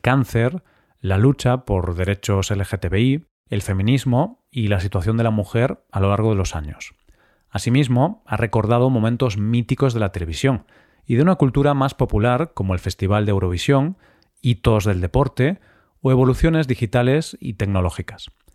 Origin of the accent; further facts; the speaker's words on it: Spain; somos todos los españoles